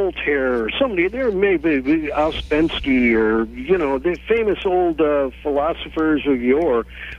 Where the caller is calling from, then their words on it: San Francisco, California, United States; I'm calling you from California, San Francisco.